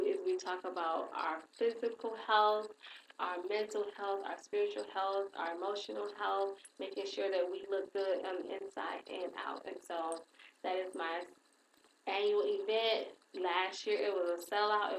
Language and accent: English; Saginaw, Michigan, United States; I'm from Saginaw